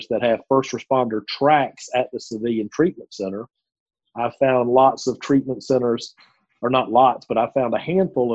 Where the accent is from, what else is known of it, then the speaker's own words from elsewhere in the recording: the South, United States; accent: Southern; my Southern accent